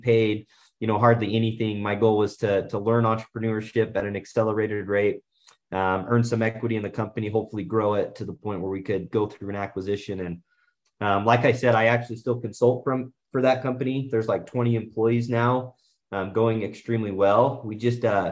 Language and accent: English; Southeast Idaho, United States; growing up in Southeast Idaho